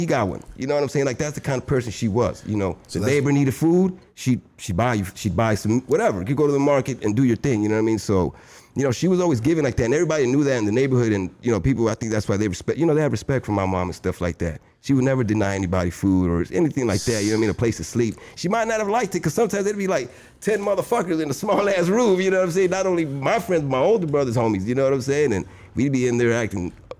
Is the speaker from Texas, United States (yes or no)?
no; Los Angeles, California, United States; I grew up obviously in Pico Union